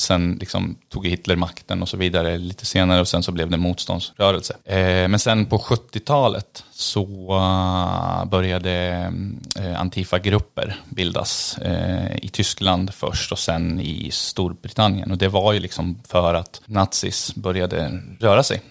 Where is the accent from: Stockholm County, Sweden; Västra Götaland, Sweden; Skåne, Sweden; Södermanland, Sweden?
Södermanland, Sweden; Eskilstuna; jag är från Eskilstuna